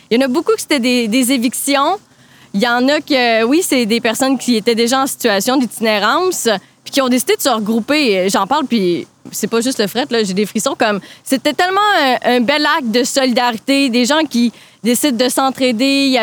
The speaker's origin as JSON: {"language": "French", "town": "Trois-Rivières", "region": "Quebec", "country": "Canada", "moved": "as an adult", "lives_now": "Montreal, Canada", "said": "moi, je viens de Trois-Rivières"}